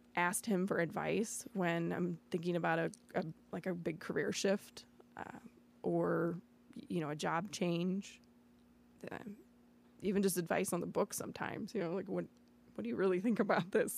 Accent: Batavia, United States; also born or lived in San Antonio, Texas / New York City; I grew up in Batavia, uh, after my parents moved me here from Texas

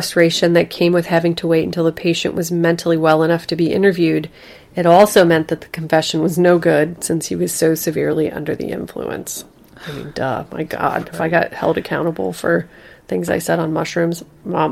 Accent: United States; as an American

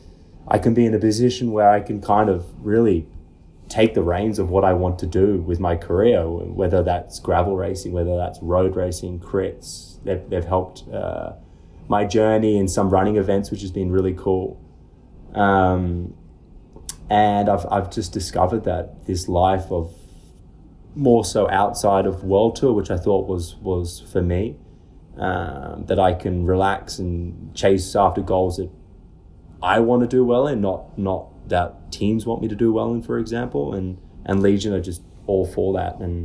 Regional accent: Australia; also born or lived in Dumfries, Scotland / Oregon, United States; I lived in Australia since I was seven. And I consider myself Australian and British

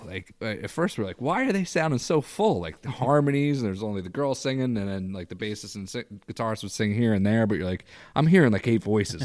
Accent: Bucks County, Pennsylvania, United States; born or raised there; moved away as an adult; also born or lived in Irvington, New York / Philadelphia; now in Syracuse, United States

